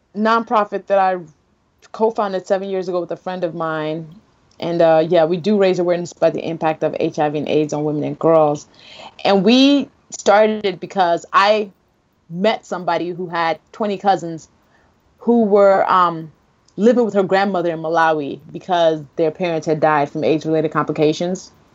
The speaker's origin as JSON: {"language": "English", "country": "Nigeria", "said": "as a Nigerian"}